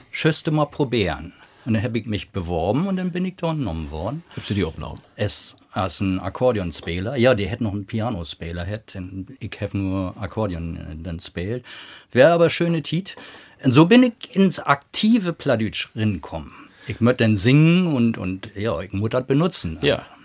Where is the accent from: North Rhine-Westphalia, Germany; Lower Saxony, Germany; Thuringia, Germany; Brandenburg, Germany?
Lower Saxony, Germany; moved away; Ich bin ja groß geworden auf dem Burenhof äh, in Niedersachsen. Mein Öllern und mein Ole Bruder, der hat Platznack zu Hus. Und ich habe noch einen Twinningsbruder, wie beiden wie mit Hochdeutsch snacken.